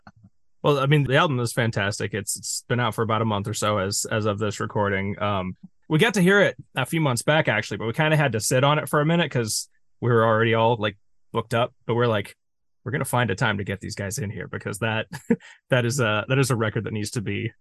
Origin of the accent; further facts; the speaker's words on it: St. Louis, Missouri, United States; We're from St. Louis, which is about 5 hours south of Chicago.